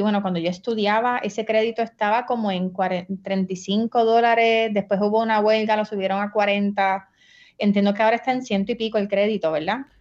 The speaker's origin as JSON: {"language": "Spanish", "town": "San Juan", "country": "Puerto Rico", "tie": "born or raised there", "also_born_or_lived": "Barranquitas / Naranjito", "said": "mis papás me criaron en San Juan"}